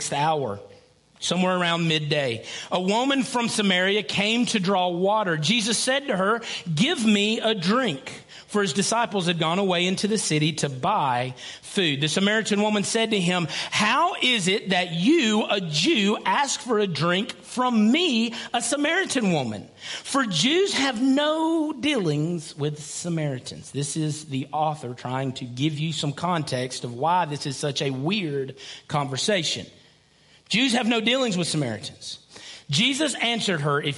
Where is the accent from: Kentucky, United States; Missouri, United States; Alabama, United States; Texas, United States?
Alabama, United States; Lickskillet; I grew up in Lickskillet